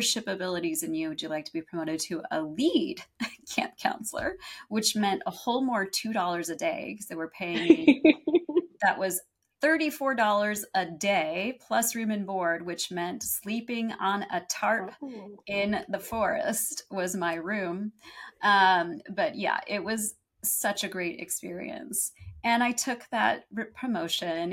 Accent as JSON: {"language": "English", "town": "San Diego", "region": "California", "country": "United States", "tie": "born or raised there", "also_born_or_lived": "Los Angeles", "said": "San Diego, where I grew up"}